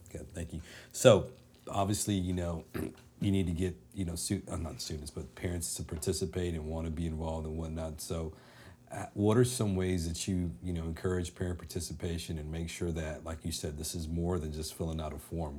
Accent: Dallas, Texas, United States; live in, in Dallas, growing up in Dallas

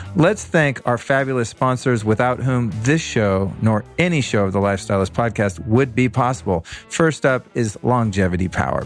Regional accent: Bay Area, California, United States; I grew up in the Bay Area

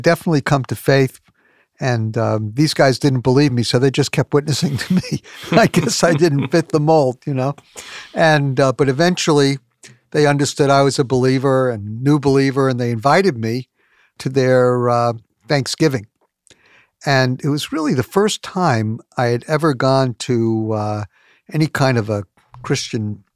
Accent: New York, United States; as a New Yorker

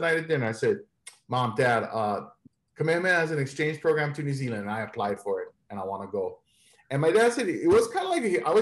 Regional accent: east side of Oahu, Hawaii, United States; moved away as an adult; now in San Francisco, United States; growing up as a light-skinned brother on the east side of Oahu

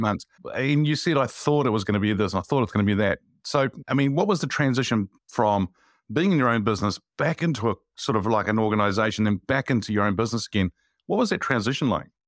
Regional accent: Wellington, New Zealand; I'm actually from Wellington

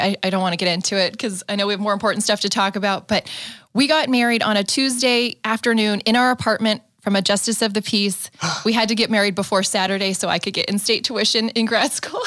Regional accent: San Diego, California, United States; I grew up in San Diego.

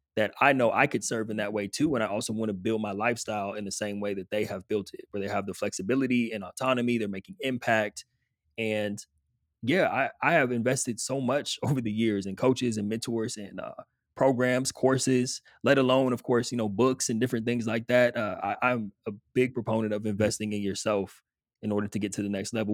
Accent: Southern California, United States; moved away as an adult; grew up in Southern California

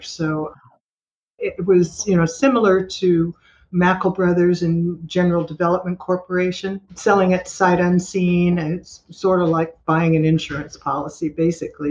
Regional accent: Los Angeles, California, United States; moved away as an adult; also born or lived in Germany / Florida Panhandle; now in Destin, United States; I was born and raised in Los Angeles

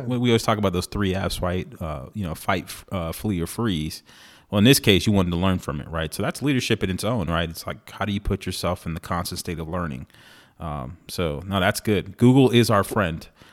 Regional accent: San Antonio, Texas, United States; moved away; San Antonio is my hometown

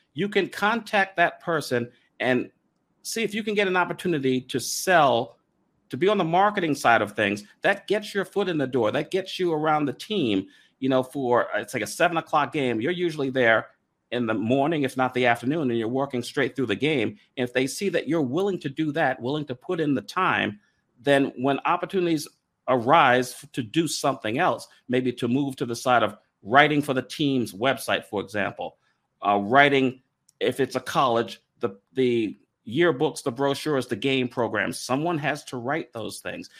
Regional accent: New York, United States; moved away; also born or lived in Raleigh; I grew up in New York, a Yankees fan

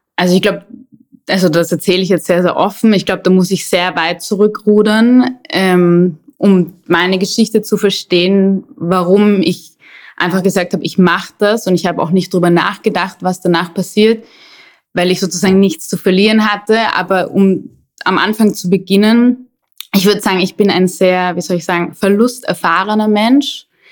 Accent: Vienna, Austria; moved away as an adult; also born or lived in Hamburg / Amsterdam / London; ich bin in Wien geboren und irgendwann hat es mich dann aus der Stadt weggezogen

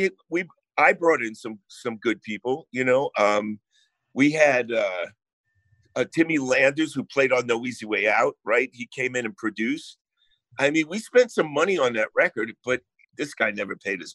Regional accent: New Jersey, United States; accent: Jersey; also born or lived in Bayonne, New Jersey; I grew up in New Jersey

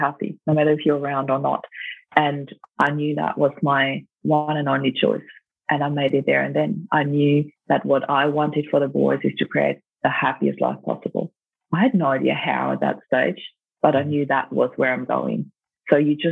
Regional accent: Austria; moved away as an adult; also born or lived in Germany; now in Australia; I grew up in Austria and lived in Germany for about 7 years as well, then back to Austria. And then I moved to Australia for good in 2004

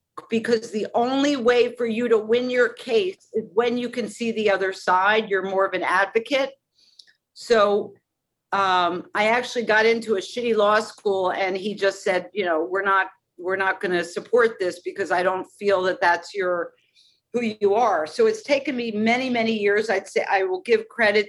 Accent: Philadelphia, Pennsylvania, United States; I'm not from New York City. I'm from Philadelphia

